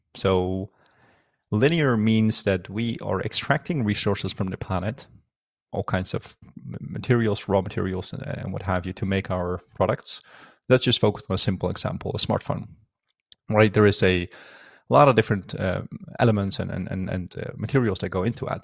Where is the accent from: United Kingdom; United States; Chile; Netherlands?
Netherlands; also born or lived in Afghanistan; I was born in Afghanistan. Um, in nineteen ninety-two, and, uh, lived there for a couple of years, and I was very little, uh, obviously, uh, due to the war and any conflict, uh, moved to the Netherlands, uh, when I was only seven. And that's where I, um, kinda spent the rest of my life